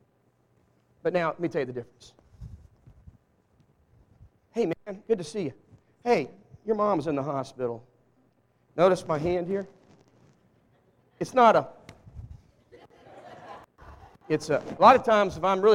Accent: Walnut Ridge, Arkansas, United States; I was born in Walnut Ridge, Arkansas. Raised in the South

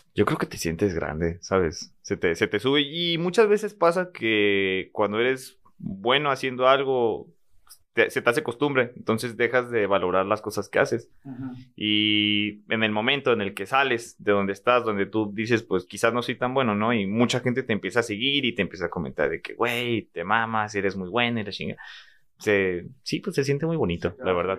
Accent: Ciudad Juárez, Chihuahua, Mexico; moved away; soy de Juárez

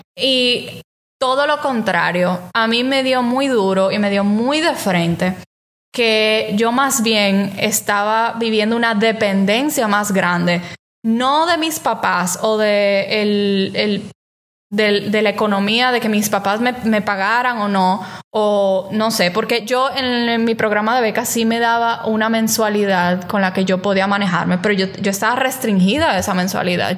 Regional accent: Dominican Republic; moved away as an adult; now in Rochester, United States; de República Dominicana, que es de donde yo soy

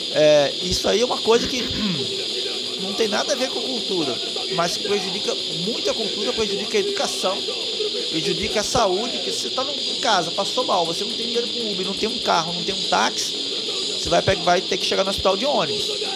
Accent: Sergipe, Brazil; also born or lived in Irajá, Rio de Janeiro; now in Rio de Janeiro, Brazil; eu via lá quando era criança no Nordeste, lá em Sergipe

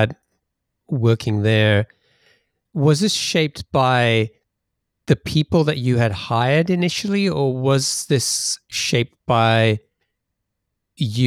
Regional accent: England, United Kingdom; now in Seattle, United States; you can tell from my accent that, I'm in Seattle, but I grew up in England

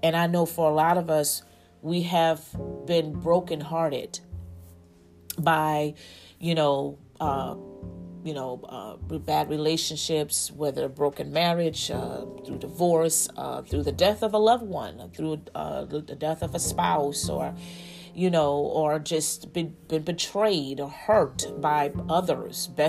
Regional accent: United States; we as the American people

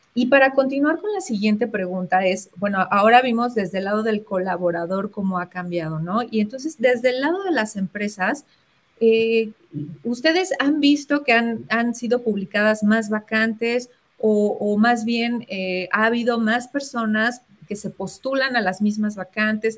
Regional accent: Mexico; nosotros como latinos y, a los mexicanos

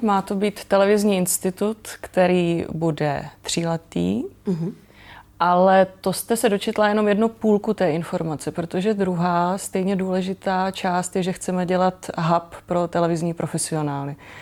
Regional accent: Brno, South Moravian Region, Czechia; Ano, já jsem z Brna

